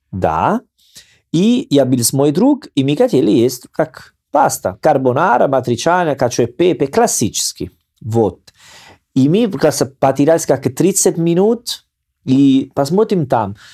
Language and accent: Russian; Salerno, Campania, Italy; born or raised there; Russian is a second language